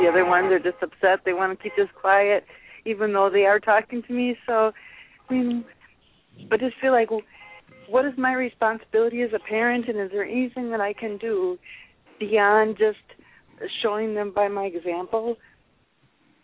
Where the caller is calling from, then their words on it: Wisconsin, United States; from I'm from Wisconsin.